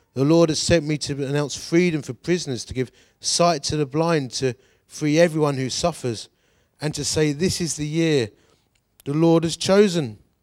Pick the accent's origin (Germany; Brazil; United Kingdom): United Kingdom; Dagenham, London; we come from Dagenham